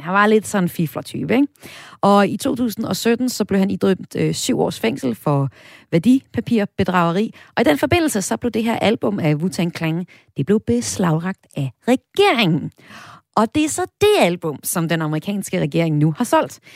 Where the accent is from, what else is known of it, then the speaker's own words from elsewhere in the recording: North Jutland, North Denmark Region, Denmark; Jeg kommer selv fra Nordjylland